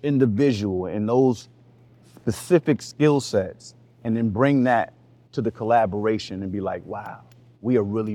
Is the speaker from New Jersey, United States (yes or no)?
no; New York City, New York, United States; I'm from Harlem